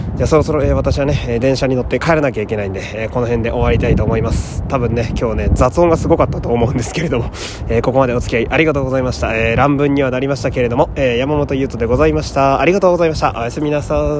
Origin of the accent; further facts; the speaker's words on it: Fukui, Japan; moved away; 私は地元が福井という土田舎でして